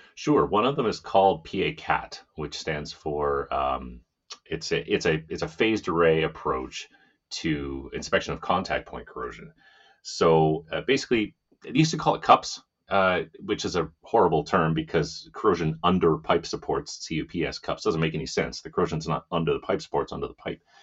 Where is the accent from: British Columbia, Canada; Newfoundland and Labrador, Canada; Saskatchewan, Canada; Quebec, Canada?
Saskatchewan, Canada; moved away; also born or lived in Edmonton, Alberta / Ontario; I'm from Saskatchewan. I'm not from Ontario at all